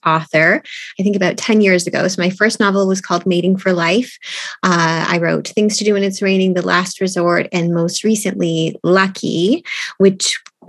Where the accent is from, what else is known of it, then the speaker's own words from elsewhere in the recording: Stouffville, Ontario, Canada; now in Toronto, Canada; I live in Toronto and I'm originally from Stouffville.